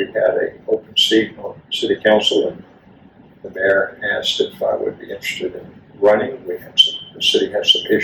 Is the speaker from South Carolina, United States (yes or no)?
yes; North Charleston, South Carolina, United States; When I grew up in North Charleston a long, long time ago, it was not a city.